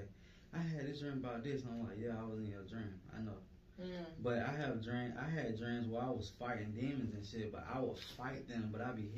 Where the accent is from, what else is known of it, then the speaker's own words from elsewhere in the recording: Atlanta, Georgia, United States; I'm from Atlanta